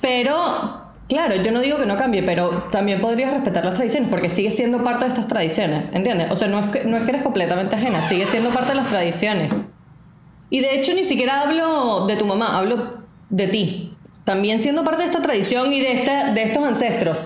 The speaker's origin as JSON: {"language": "Spanish", "country": "Venezuela", "moved": "yes", "said": "por más que nosotros fuésemos inmigrantes, nosotros nos sentimos y seguimos siendo venezolanos"}